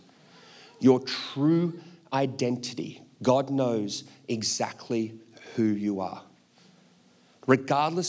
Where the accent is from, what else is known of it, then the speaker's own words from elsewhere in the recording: Australia; I'm Australian.